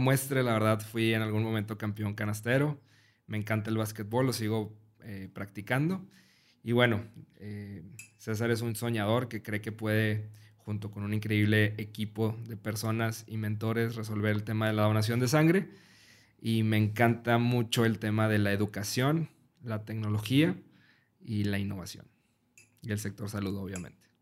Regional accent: Mexico; yo soy mexicano

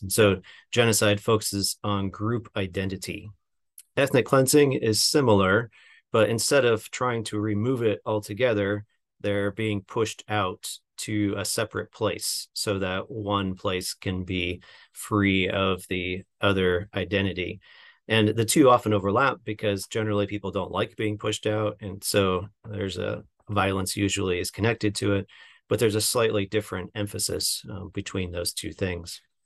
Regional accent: Seattle, Washington, United States; also born or lived in Chicago; now in Southern California, United States; I'm from the Seattle area

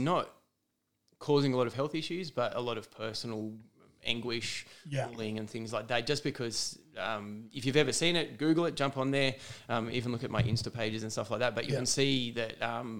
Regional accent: Junee, New South Wales, Australia; moved away as an adult; now in Dubbo, Australia; born and bred in Junee. So hour and a half or so from Tumut, half hour from Wagga Wagga.

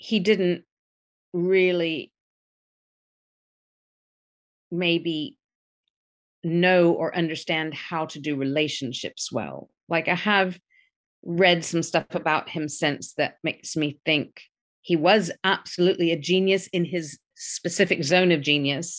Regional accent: Memphis, Tennessee, United States; I grew up in the South in America

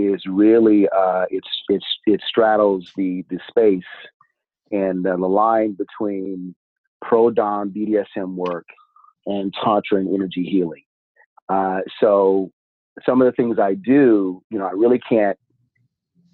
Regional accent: Pacific Northwest, United States; So I am from the Pacific Northwest

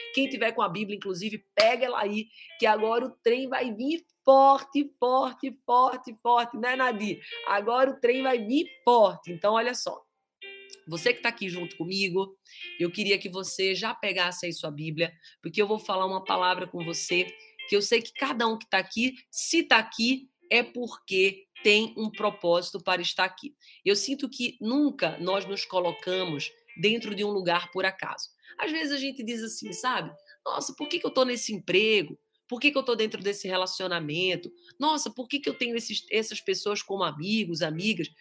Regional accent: Pirassununga, São Paulo, Brazil; nós somos de Pirassununga e a minha sogra é de Amparo

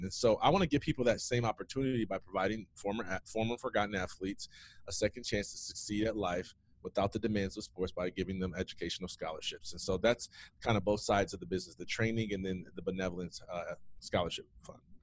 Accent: Jackson, Michigan, United States; nobody knows Jackson, Michigan. About an hour and a half west of Detroit. I grew up there in the streets.

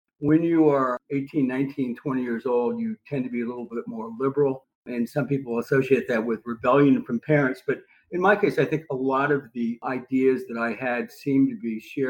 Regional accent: Indian Hill, Ohio, United States; now in Washington, D.C., United States; most of the people I knew growing up in Indian Hill, Ohio, were not Democrats, at least past the age of 30.

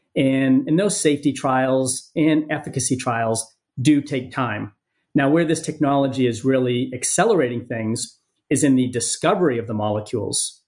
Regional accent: Maine, United States; moved away; also born or lived in San Diego; my home state of Maine

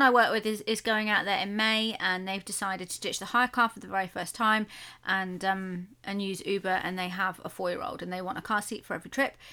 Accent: United Kingdom; we're British.

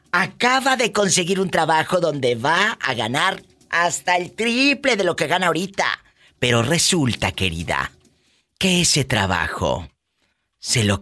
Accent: Morelia, Michoacán, Mexico; De Michoacán, de Morelia.

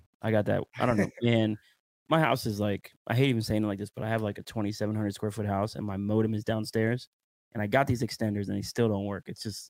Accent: Pennsylvania, United States; I'm from Pennsylvania, bro.

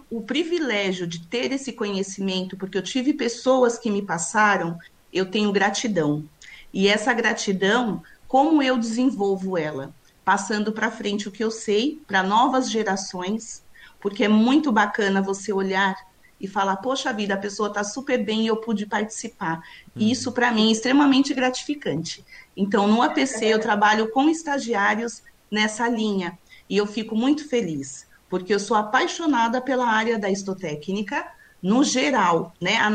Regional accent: São Paulo, Brazil; É, eu sou de São Paulo, sempre a... morei aqui, né?

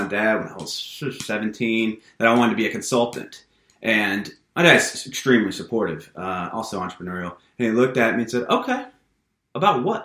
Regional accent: Louisiana, United States; moved away as an adult; now in Dallas, United States; I am a redneck from Louisiana, born, raised, educated

